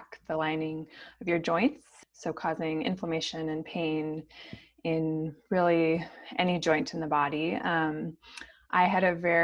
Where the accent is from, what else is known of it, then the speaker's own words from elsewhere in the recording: St. Paul, Minnesota, United States; I grew up in St. Paul, Minnesota